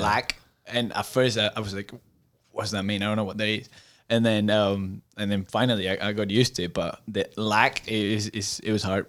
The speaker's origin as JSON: {"language": "English", "area": "outside Madrid", "region": "Community of Madrid", "country": "Spain", "tie": "born or raised there", "also_born_or_lived": "North Carolina / Florida", "second_language": "English", "moved": "as an adult", "lives_now": "Chattanooga, United States", "said": "I grew up at a, in a small I'm not gonna say villages, 'cause she's actually not a village. She's like a small city, um, outside of Madrid"}